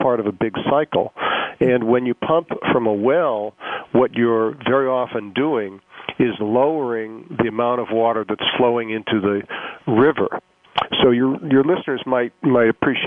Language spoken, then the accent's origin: English; Boston, Massachusetts, United States; Boston, which is my hometown